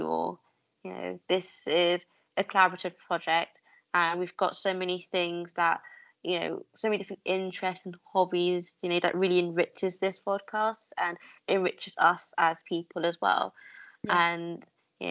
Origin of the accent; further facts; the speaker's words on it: London, United Kingdom; also born or lived in York; as a Londoner, I ended up moving up North University, and I went to York instead